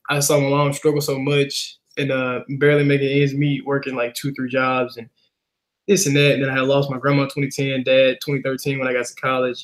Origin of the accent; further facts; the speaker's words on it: Helena, Arkansas, United States; moved away; I was born and raised in Helena, Arkansas